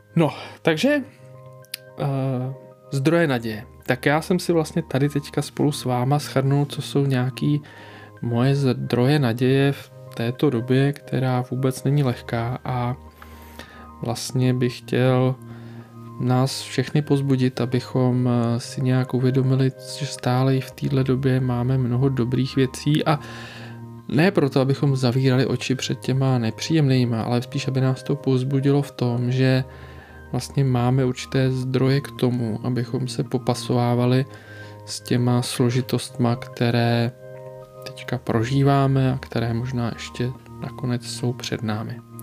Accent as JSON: {"language": "Czech", "country": "Czechia", "said": "u nás v Čechách"}